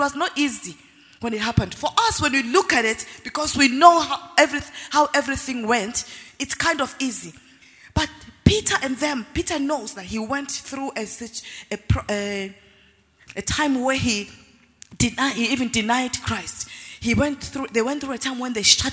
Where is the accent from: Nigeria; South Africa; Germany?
South Africa; I grew up in South Africa